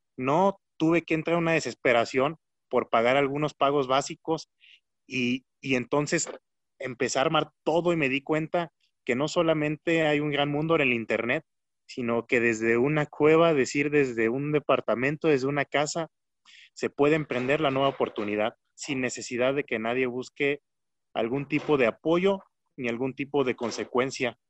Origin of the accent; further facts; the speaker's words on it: Michoacán, Mexico; aunque somos michoacanos